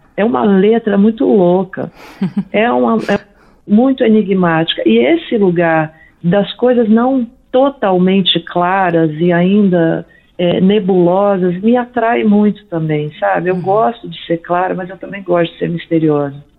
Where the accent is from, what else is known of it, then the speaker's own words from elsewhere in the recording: Brasília, Federal District, Brazil; also born or lived in São Paulo / New York; now in Brasília, Brazil; Eu sou de Brasília originalmente